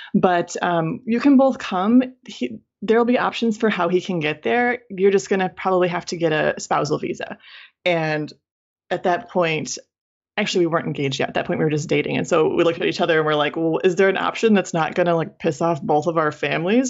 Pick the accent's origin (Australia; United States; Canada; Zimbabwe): United States; Michigan; moved away; I'm from Michigan. I lived in Michigan my whole life from childhood through university